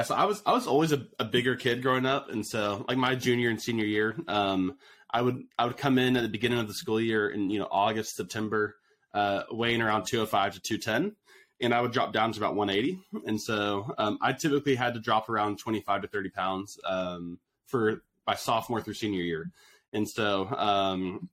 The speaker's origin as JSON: {"language": "English", "town": "Austin", "region": "Texas", "country": "United States", "tie": "born or raised there", "said": "I grew up in Austin, Texas"}